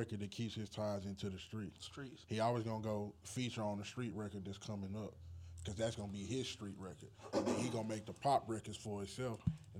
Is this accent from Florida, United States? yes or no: no; Texas, United States; I'm from Texas